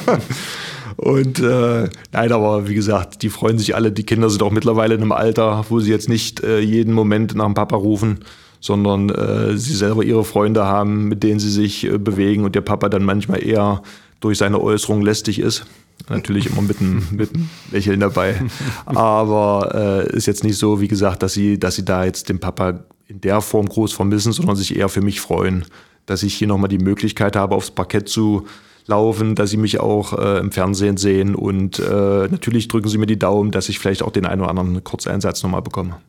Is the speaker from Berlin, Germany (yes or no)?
no; Magdeburg, Saxony-Anhalt, Germany; moved away as an adult; also born or lived in Kiel / Flensburg; now in Baden, Germany; ich komme aus Magdeburg, äh, hier im Norden